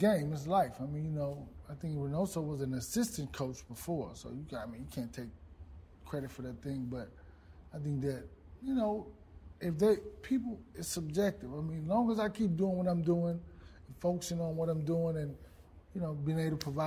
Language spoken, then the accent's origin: English; Dallas, Texas, United States; I grew up in the Boys and Girls Club, Oak Cliff Boys and Girls Club.